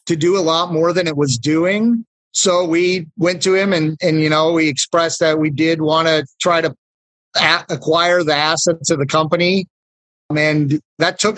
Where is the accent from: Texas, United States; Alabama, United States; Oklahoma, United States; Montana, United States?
Montana, United States; Kalispell; moved away as an adult; also born or lived in Bozeman, Montana; now in Great Falls, United States; I was born and raised in Kalispell, graduated from Flathead High back in 1996